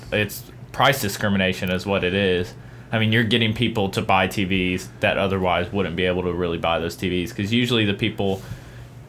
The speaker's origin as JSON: {"language": "English", "town": "Dallas", "region": "Texas", "country": "United States", "tie": "born or raised there", "said": "My hometown."}